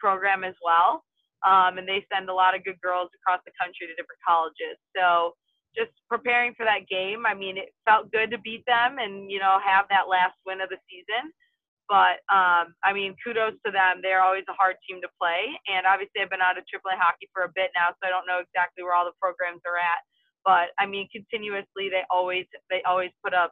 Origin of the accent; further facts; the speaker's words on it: Wisconsin, United States; my home state of Wisconsin